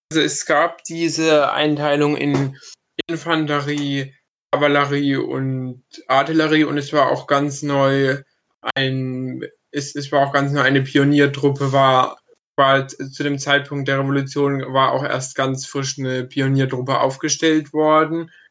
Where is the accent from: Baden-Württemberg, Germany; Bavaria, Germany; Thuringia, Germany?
Baden-Württemberg, Germany; Kronau; in meinem Heimatdorf